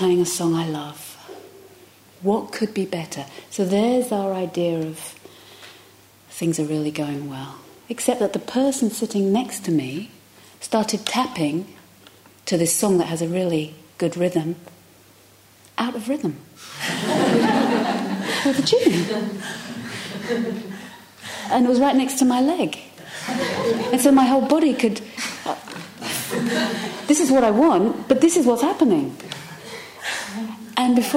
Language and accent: English; London, United Kingdom; moved away; I come from London